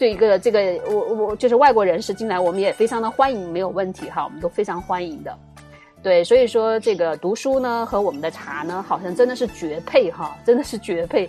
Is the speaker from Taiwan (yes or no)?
no; China; 既可以听到我们中国人的声音，也知道我们现在中国人在对时下在忙些什么